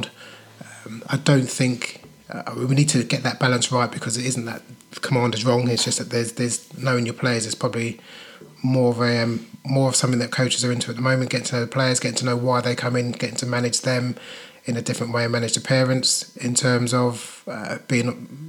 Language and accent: English; London, United Kingdom; I grew up in London